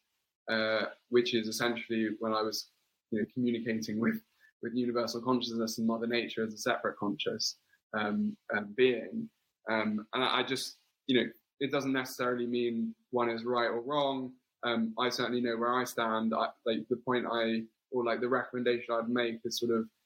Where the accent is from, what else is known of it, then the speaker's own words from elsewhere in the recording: London, United Kingdom; accent: English; I grew up in London and Wimbledon